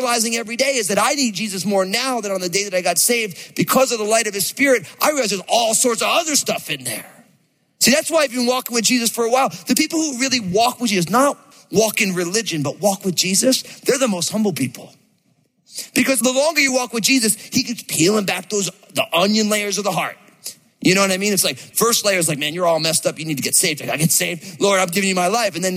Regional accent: New Jersey, United States; I grew up in New Jersey

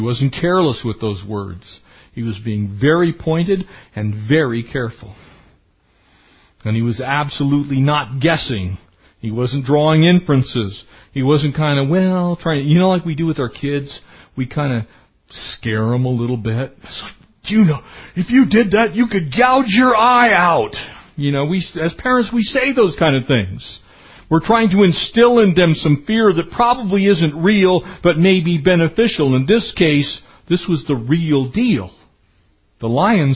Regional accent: San Diego County, California, United States; when I was growing up in San Diego County

